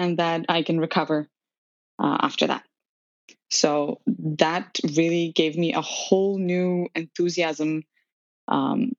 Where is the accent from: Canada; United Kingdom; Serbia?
Serbia; moved away as an adult; also born or lived in North and South America; now in New York, United States; I was born and raised in Serbia